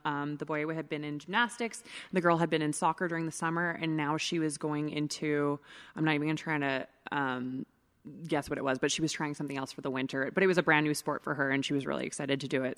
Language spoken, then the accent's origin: English; Edmonton, Alberta, Canada; now in Calgary, Canada; I'm born and raised in Edmonton